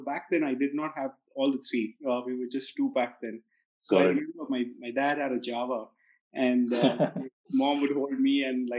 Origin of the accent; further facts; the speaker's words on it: Bangalore, Karnataka, India; So I've been born and raised in Bangalore. My family is also pretty much from here. We've been settled in Bangalore for about a century now.